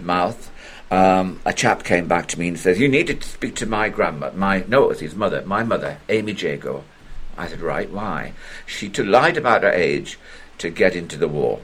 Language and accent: English; South Shields, North East England, United Kingdom; an absolutely devastating air raid on my hometown